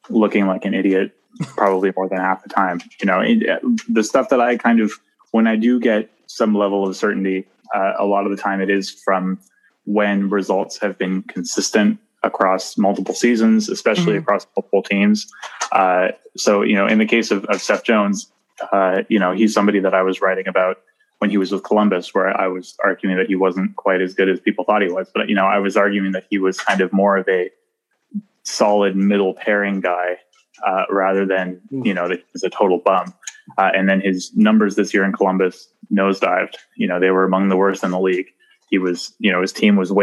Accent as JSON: {"language": "English", "region": "Nova Scotia", "country": "Canada", "moved": "as an adult", "lives_now": "Toronto, Canada", "said": "I'm from the East Coast in Nova Scotia."}